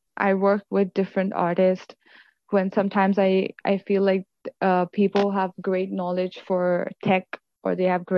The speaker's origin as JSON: {"language": "English", "town": "Mumbai", "region": "Maharashtra", "country": "India", "tie": "born or raised there", "moved": "yes", "lives_now": "Canada", "said": "I grew up in Mumbai"}